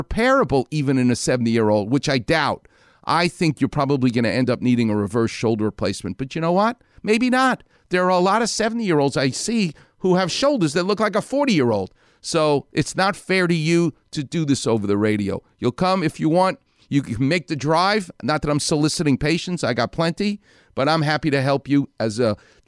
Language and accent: English; New York City, New York, United States; I'm from Far Rockaway.